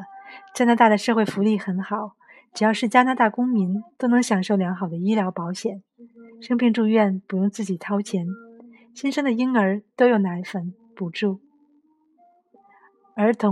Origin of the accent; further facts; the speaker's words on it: China; now in Canada; 作为一个中国人，在饮食文化上有一些特殊要求，很少中国人能够一直吃西餐。